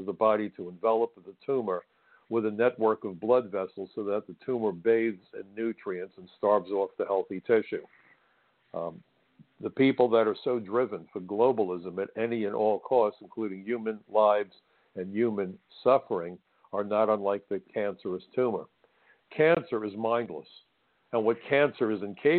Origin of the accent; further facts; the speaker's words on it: New York City, New York, United States; It was my hometown. I'm a native New Yorker, went to Brooklyn College. I'm Brooklyn through and through, still live in Brooklyn.